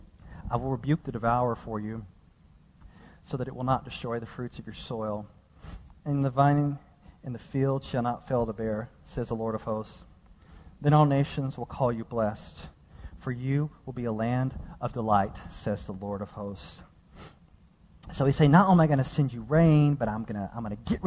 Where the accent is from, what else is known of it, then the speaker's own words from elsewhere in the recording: Dallas, Texas, United States; moved away as an adult; now in California, United States; the place where I grew up in this downtrodden portion of Dallas